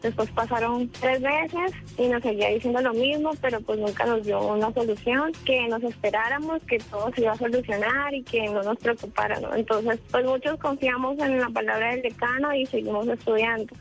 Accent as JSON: {"language": "Spanish", "region": "Arauca", "country": "Colombia", "moved": "as an adult", "lives_now": "Bogotá, Colombia", "said": "yo no soy de Bogotá, soy de Arauca"}